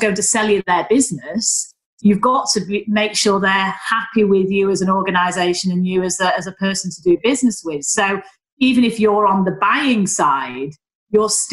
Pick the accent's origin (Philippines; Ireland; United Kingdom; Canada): United Kingdom; Manchester, North West England; accent: Northern; also born or lived in Leeds; I am just an average working class girl from Manchester. You know, I'm the youngest of three daughters. I'm from Stretford.